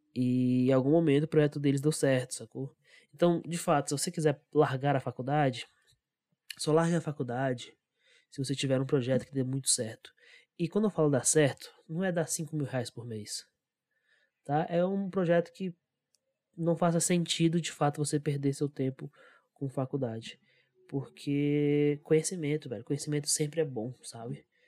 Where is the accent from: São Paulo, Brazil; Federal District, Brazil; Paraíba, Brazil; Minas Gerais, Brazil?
Federal District, Brazil; Brasília; E só eu que nasci aqui, eu nasci em Brasília